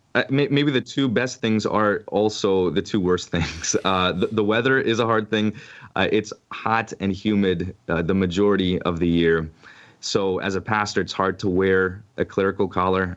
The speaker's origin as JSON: {"language": "English", "town": "Orlando", "region": "Florida", "country": "United States", "tie": "born or raised there", "also_born_or_lived": "Ohio / Grand Island, Nebraska", "said": "I grew up on the east side of Orlando"}